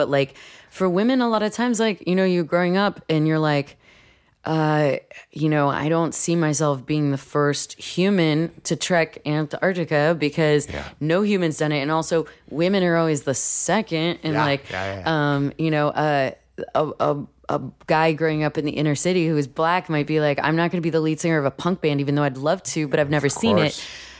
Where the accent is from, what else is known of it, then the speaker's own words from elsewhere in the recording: New York City, New York, United States; and growing up in New York too, and like living in New York City, I didn't know anyone else that owned a house or owned property.